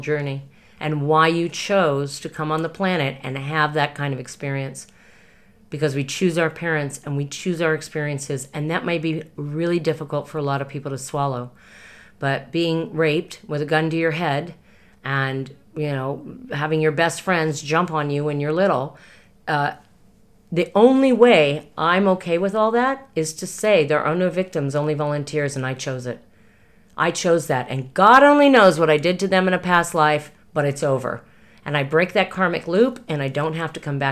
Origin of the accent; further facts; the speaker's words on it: Los Angeles, California, United States; I was raised in the Hollywood Hills